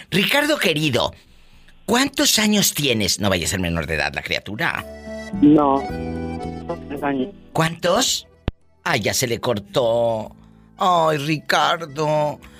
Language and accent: Spanish; Guanajuato, Mexico; Pues soy de Guanajuato.